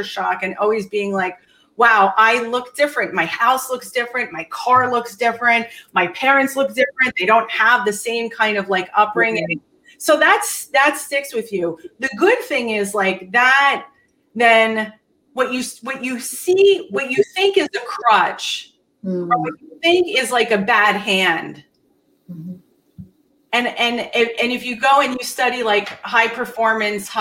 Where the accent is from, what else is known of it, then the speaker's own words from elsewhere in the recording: Bergen County, New Jersey, United States; also born or lived in Hackensack, New Jersey / Tenafly, New Jersey; we moved to the most expensive school district in Bergen County, New Jersey, Tenafly High School